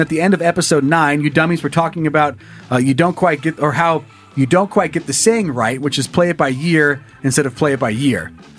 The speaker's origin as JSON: {"language": "English", "region": "Florida", "country": "United States", "tie": "born or raised there", "said": "So for perspective, I grew up in Florida, which is completely flat."}